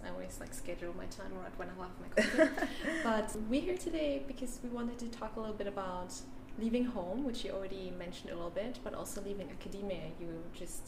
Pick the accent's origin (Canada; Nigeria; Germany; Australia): Germany; Berlin; I am from Berlin and I studied in Berlin, so I can stay close to home